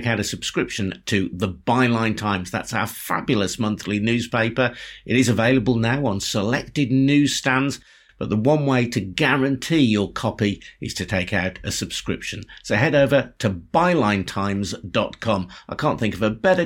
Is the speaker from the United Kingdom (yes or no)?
yes; United Kingdom; the country that I was born in and that I've known as my home throughout my life